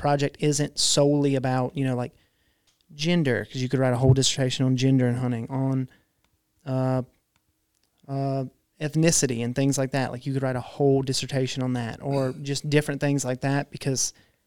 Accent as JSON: {"language": "English", "town": "Prentiss", "region": "Mississippi", "country": "United States", "tie": "born or raised there", "said": "growing up in Prentice, you know, like everyone's a hunter"}